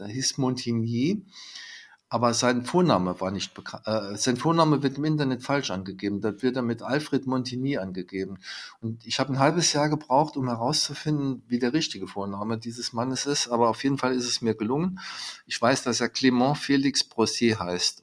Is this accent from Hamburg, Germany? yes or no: no; home town directly on the French border, Saarland, Germany; mein Heimatort, es liegt direkt an der französischen Grenze